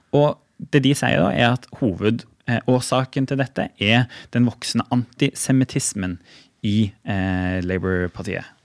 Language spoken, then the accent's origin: Norwegian; Stavanger, Rogaland, Norway; hjemme i Stavanger